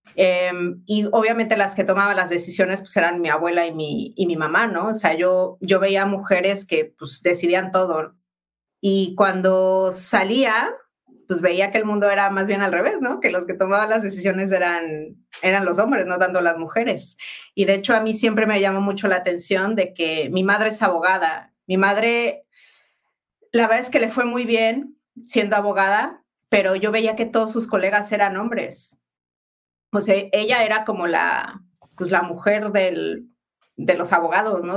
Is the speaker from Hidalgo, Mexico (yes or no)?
yes; Pachuca, Hidalgo, Mexico; moved away as an adult; also born or lived in Mexico City / London / Spain; yo crecí en Pachuca